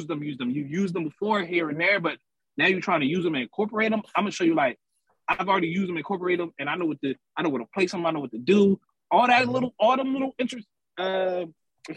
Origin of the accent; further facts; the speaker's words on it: Camden, New Jersey, United States; also born or lived in Philadelphia, Pennsylvania; I'm from Camden, New Jersey. A lot of family in Philly, so you know, they both hometowns to me